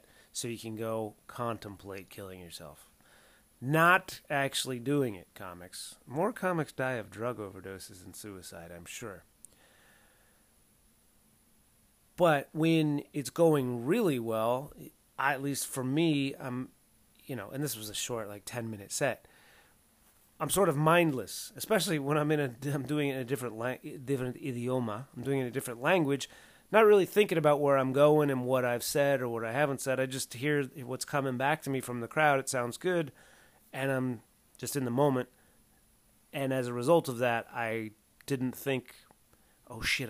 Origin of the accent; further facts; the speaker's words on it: Southern California, United States; growing up in Southern California is I probably know more ways to say penis in Spanish than I do in English